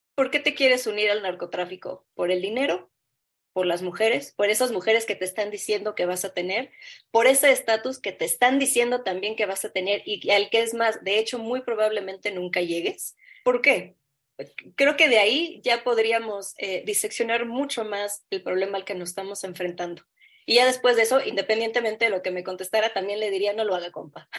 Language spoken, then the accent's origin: Spanish; Mexico; nosotros como, como mexicanos